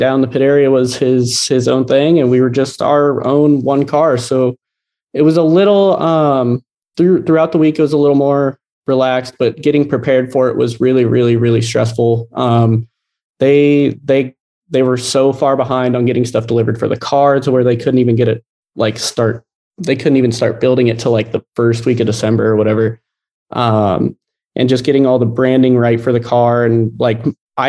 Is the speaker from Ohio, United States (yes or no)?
yes; Ohio, United States; I grew up in Ohio.